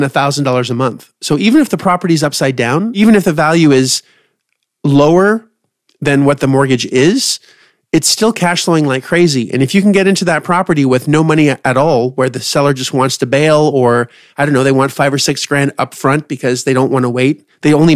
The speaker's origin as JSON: {"language": "English", "country": "Canada", "said": "I'm Canadian."}